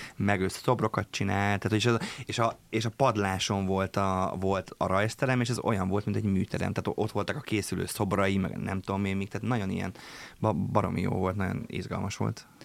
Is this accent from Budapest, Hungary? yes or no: no; Papkeszi, Veszprém County, Hungary; én egy papkeszi nevű településen nőttem föl, Balaton fűzfős, Balaton kenesek között